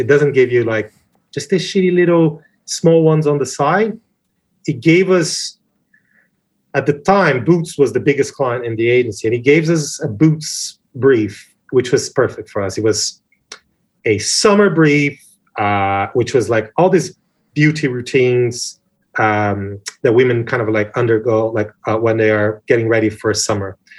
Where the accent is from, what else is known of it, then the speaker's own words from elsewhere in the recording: Brazil; now in United Kingdom; I'm flamboyant, big hair Brazilian guy